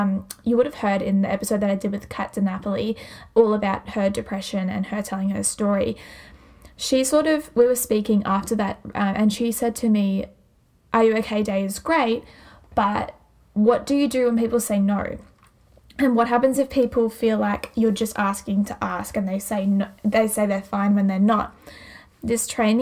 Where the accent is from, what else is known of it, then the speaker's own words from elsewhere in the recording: Glenrowan, Victoria, Australia; where I live, like where my hometown is beautiful. Glen Rowan is amazing.